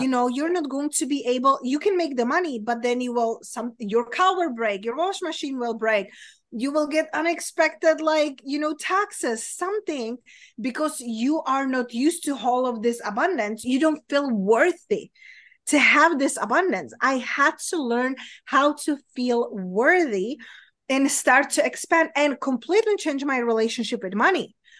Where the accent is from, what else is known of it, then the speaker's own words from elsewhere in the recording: Czechia; accent: Czech; English is a second language; moved away; my accent, it's weird, but it's from Europe, it's from Czech Republic